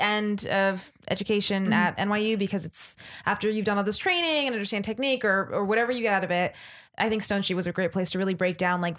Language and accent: English; Los Angeles, California, United States; now in New York, United States; I'm from a small little town called Los Angeles, in California.